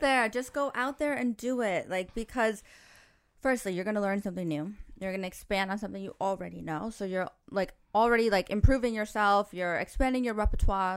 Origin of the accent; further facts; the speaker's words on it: New York, United States; moved away as an adult; now in Dubai, United Arab Emirates; I grew up in New York where you can't talk to anybody